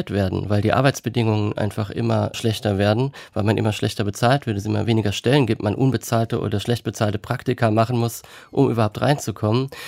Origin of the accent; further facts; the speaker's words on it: Kaiserslautern, Rhineland-Palatinate, Germany; also born or lived in Trier / Thuringia; Und ich als Westdeutscher, der aus Kaiserslautern kommt, in Trier studiert hat, ähm, hatte gar nicht so viele Berührungspunkte mit der DDR oder dem Osten. Und da ich vorher drei Jahre in Thüringen gelebt habe